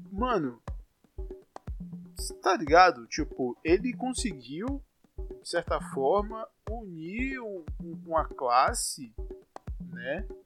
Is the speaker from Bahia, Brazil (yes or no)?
yes; Salvador, Bahia, Brazil; Eu sou de Salvador, como vocês já devem saber